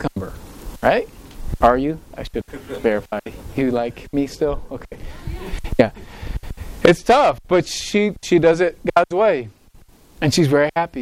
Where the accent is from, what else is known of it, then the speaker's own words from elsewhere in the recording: United States; I love being American. I really do. I'm proud to be American